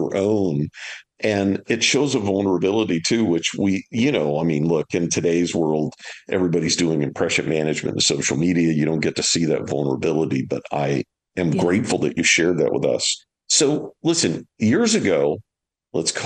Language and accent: English; Louisiana, United States; we're both from Louisiana